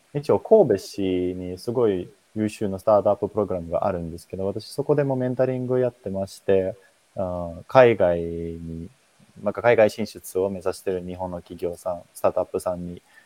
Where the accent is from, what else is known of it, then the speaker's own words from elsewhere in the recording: Finland; Japanese is a second language; moved away as an adult; now in Japan; 私、フィンランド人